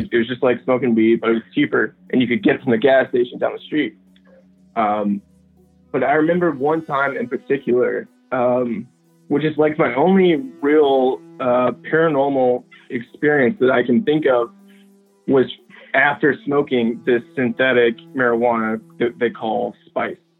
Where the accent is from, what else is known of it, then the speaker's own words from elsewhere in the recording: Nashville, Tennessee, United States; I'm from Tennessee. Like yeah, uh, I'm from Nashville